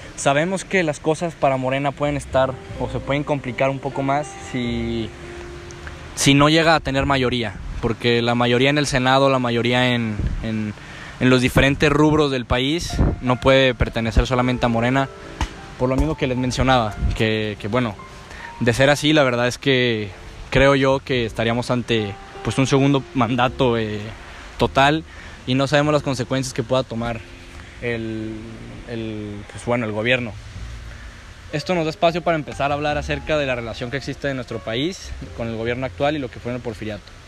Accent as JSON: {"language": "Spanish", "country": "Mexico", "said": "yo como mexicano"}